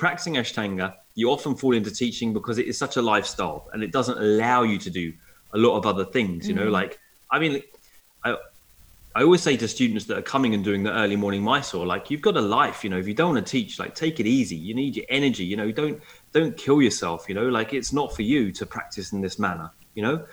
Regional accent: Essex, East of England, United Kingdom; I'm from Essex

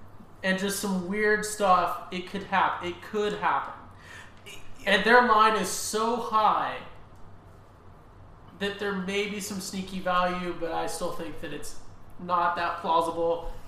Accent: Nichols Hills, Oklahoma, United States; also born or lived in Mississippi; I'm from Nichols Hills. So there's that. I guess I did live in Mississippi

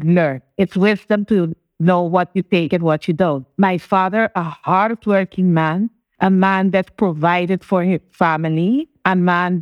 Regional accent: Curaçao; first language Papiamento; English is a second language; also born or lived in Sint Maarten; now in Bonaire; I actually was born in Sint Maarten, which was also from the former Netherlands Antilles, the Dutch Antilles. We fall part all under the Dutch kingdom. However, I was raised in Curacao. I currently live in Bonaire

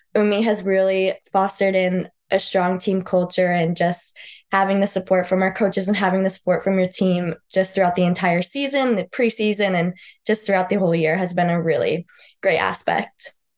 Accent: Southington, Connecticut, United States; moved away; I grew up in Southington, Connecticut. I lived there my whole life

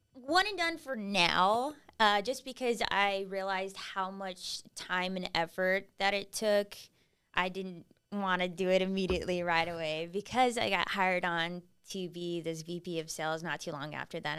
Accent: Kingsville, Texas, United States; now in San Antonio, United States; I grew up in Kingsville, Texas

